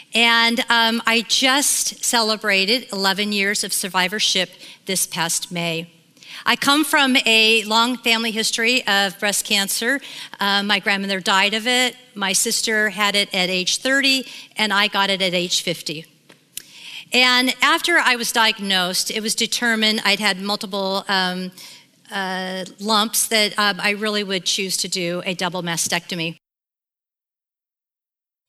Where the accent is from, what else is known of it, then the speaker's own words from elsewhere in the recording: Sacramento, California, United States; I grew up in Sacramento, California, in a very loving home of my mom and dad